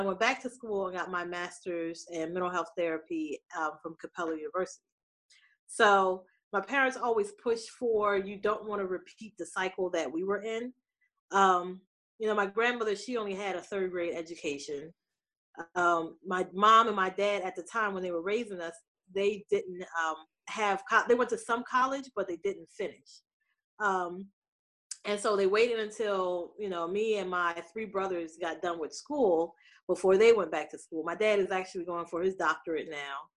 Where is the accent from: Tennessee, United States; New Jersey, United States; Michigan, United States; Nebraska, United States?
New Jersey, United States; moved away as an adult; also born or lived in Pittsburgh; I was raised in New Jersey.